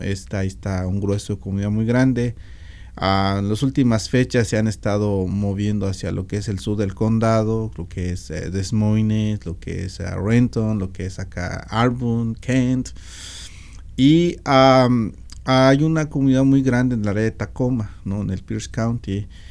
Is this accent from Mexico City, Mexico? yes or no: no; Meseta Purépecha, Michoacán, Mexico; now in Washington, United States; Yo, por ejemplo, soy de la meseta purépecha